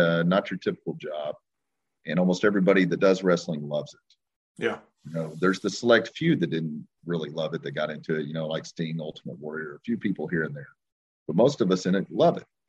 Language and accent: English; Long Grove, Oklahoma, United States; I grew up in a small town called Long Grove, Oklahoma, which is right outside of Ardmore, Oklahoma